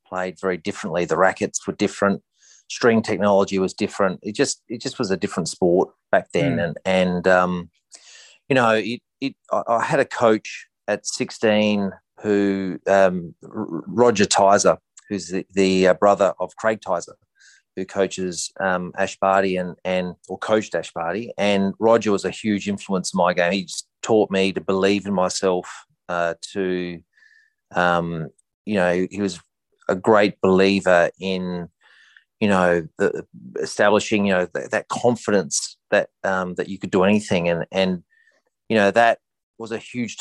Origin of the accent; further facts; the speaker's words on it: Adelaide, South Australia, Australia; moved away as an adult; also born or lived in United States; I grew up in Adelaide, Australia